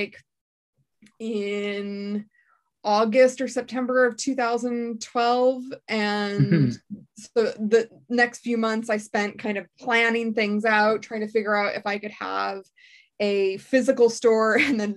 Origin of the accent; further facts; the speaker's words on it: Seattle, Washington, United States; moved away as an adult; now in Dublin, Ireland; I'm from Seattle originally